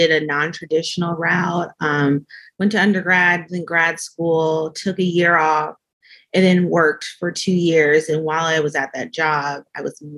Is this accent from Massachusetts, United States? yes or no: no; Cincinnati, Ohio, United States; I'm a recent dental school graduate, and I am from Cincinnati, Ohio.